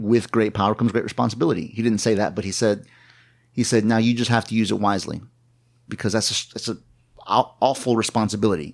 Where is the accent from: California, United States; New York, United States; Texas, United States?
Texas, United States; New Braunfels; I was born, uh, on the banks of the Kamal River, not literally, figuratively, uh, in New Braunfels, Texas